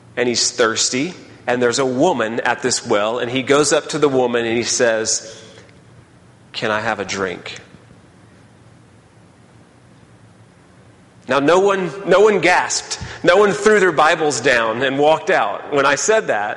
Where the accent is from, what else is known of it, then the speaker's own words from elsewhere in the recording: Texas, United States; moved away as an adult; now in Birmingham, United States; I was from Texas